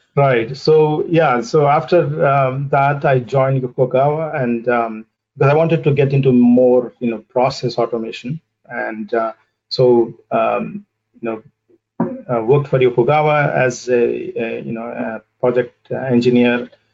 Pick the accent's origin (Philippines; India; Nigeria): India; southern India; moved away as an adult; also born or lived in United States; now in Boston, United States; I uh, grew up in a in a small city in in southern India, and I did my uh, you know initial schooling and high school over there